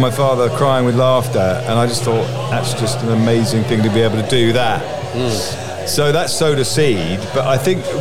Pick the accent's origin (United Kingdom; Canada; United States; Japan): United Kingdom; Horsham, South East England; now in London, United Kingdom; I've lived in London for the last 30 odd years, but I grew up in near Horsham.